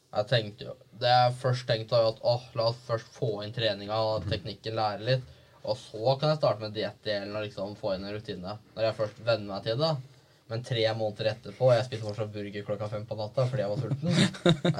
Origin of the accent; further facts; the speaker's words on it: Viken, Norway; moved away as an adult; jeg har vært hjemme i Viken